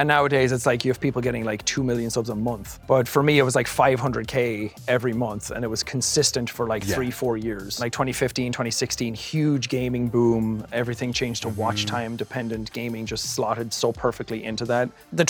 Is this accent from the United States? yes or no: no; Ireland; accent: Irish; what's the most stereotypical Irish thing I can think of? My accent has shifted quite a bit since I started. I'm way more American sounding than I used to be.